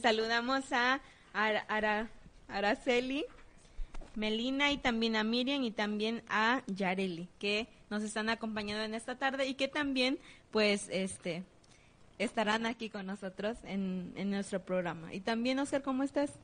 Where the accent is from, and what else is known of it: Mexico